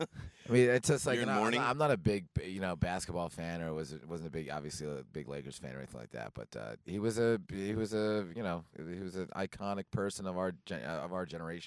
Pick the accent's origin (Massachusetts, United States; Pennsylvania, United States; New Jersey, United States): New Jersey, United States; Toms River; also born or lived in Seaside Heights, New Jersey; now in Las Vegas, United States; I'm from Tom's River, New Jersey.